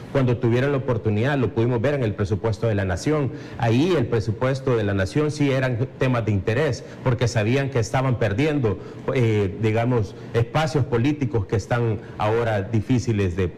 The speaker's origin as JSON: {"language": "Spanish", "country": "El Salvador", "said": "salvadoreños, 7 millones que vivimos en las fronteras patrias"}